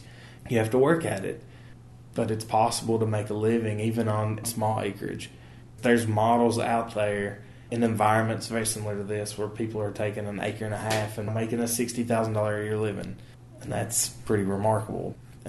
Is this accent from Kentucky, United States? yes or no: yes; Hazard, Kentucky, United States; I grew up right here in Hazard